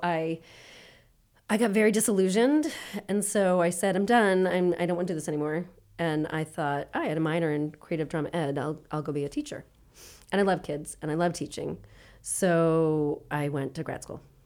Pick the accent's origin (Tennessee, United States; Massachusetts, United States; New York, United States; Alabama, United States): Massachusetts, United States; Worcester; I grew up in Worcester